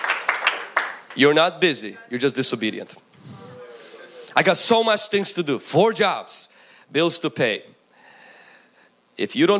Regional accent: Ukraine; moved away; When I grew up in Ukraine

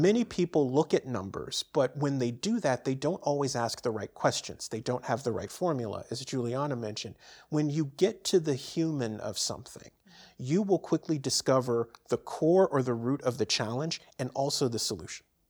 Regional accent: San Francisco, California, United States; moved away; born and raised in San Francisco, and I grew up around radio and T V stations as a kid

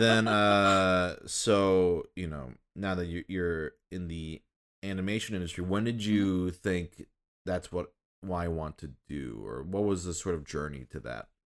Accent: Minnesota and Michigan, Midwest, United States; now in Los Angeles, United States; I grew up in Minnesota and Michigan.

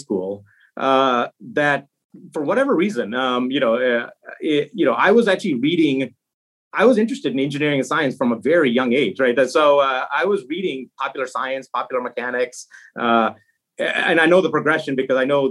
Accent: Chicago, Illinois, United States; also born or lived in India; I was born in India. But I came to the U.S. When I was very young, so just a couple years old. And so I essentially grew up American in Chicago. It was a western suburb of Chicago

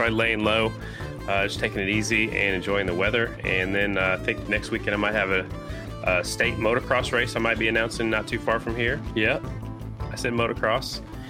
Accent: South Dakota, United States; I remember as a kid growing up in South Dakota, we'd go to Minnesota a lot and watch the concrete races in Minneapolis in the old armory.

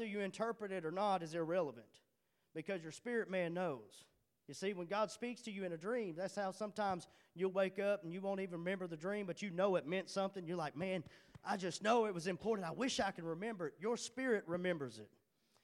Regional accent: Charleston, Arkansas, United States; moved away as an adult; I'm from Charleston

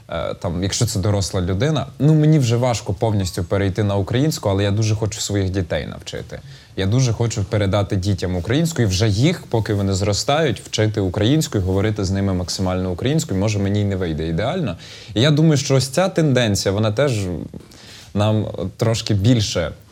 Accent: Zhytomyr Oblast, Ukraine; А я з Житомирщини. Ніхто нікуди не зіскочив. Зіскочили в суржик в некодифіковану мову максимально туди зіскочили

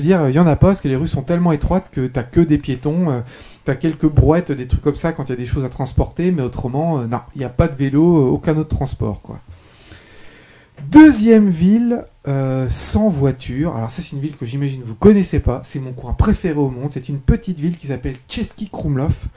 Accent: France; je suis français

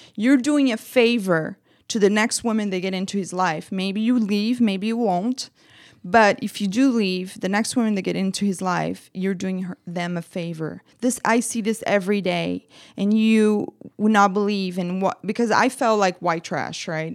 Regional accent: Brazil; English is a second language; now in United States; I'm from Brazil. I'm an immigrant

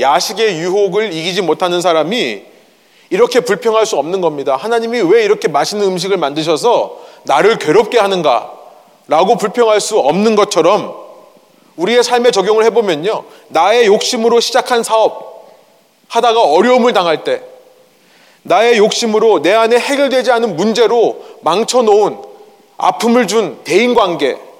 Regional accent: South Korea; moved away; 제가 어렸을 때 저는 한국에서 자랐는데요

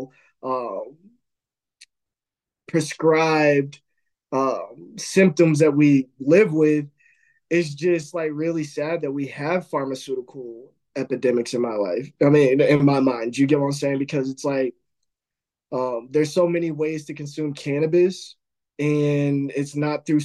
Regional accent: Midwest, United States; I grew up in the Midwest.

